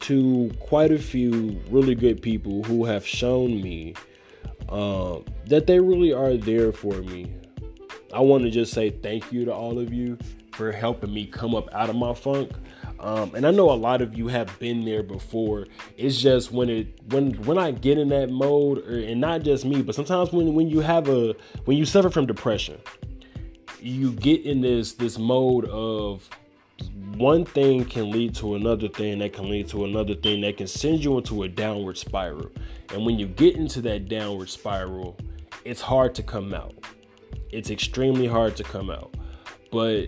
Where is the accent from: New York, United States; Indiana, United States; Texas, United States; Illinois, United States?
Indiana, United States; Gary; I'm from Gary